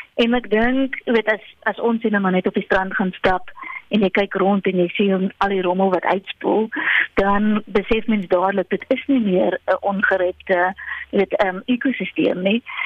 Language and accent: Afrikaans; South Africa; ons as Suid-Afrikaners